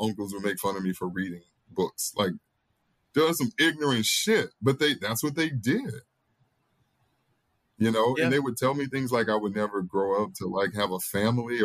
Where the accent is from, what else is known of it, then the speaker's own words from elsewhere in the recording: Mississippi, United States; now in New Orleans, United States; growing up in Mississippi as a Black boy